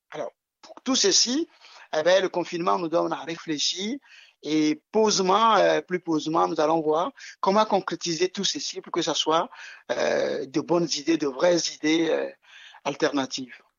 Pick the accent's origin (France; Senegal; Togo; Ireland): Togo; Lomé, Maritime; je suis né à Lomé, déjà, à la capitale du Togo, et dans un quartier très populaire, très multicoloré. Et je suis né dans une cour que aujourd'hui j'appelle une cour de compte